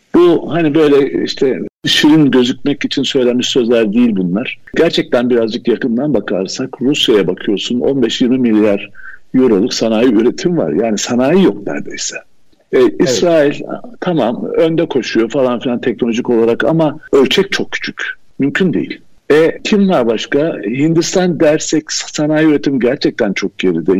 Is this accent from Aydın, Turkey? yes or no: yes; Koçarlı, Aydın, Turkey; also born or lived in Istanbul / Vienna, Austria / Izmir; now in Urla, Turkey; Aydın Koçarlı doğumluyum. Yani köy kökenliyim.